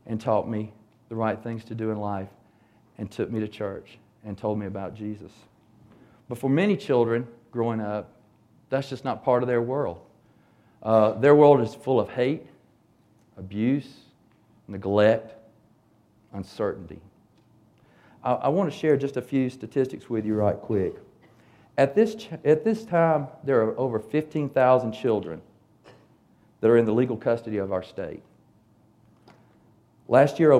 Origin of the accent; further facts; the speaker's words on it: Hapeville, Georgia, United States; when I was growing up in Hapeville in the 60s